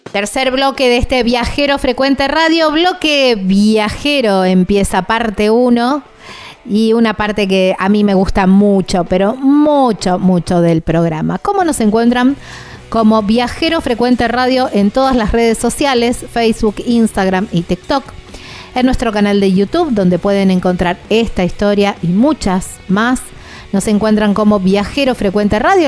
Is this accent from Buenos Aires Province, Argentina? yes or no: no; southern Santa Fe province, Argentina; muy cerquita de donde yo soy